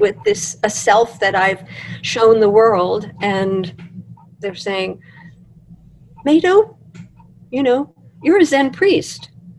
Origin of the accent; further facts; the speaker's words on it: Russia; I'm Jewish, I'm from Russia, my grandparents are from Russia, from Austria, they lived in these parts